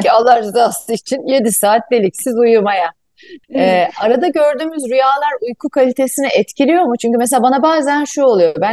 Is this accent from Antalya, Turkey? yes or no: yes; Antalya, Turkey; Şimdi Ebon ben de Akdenizli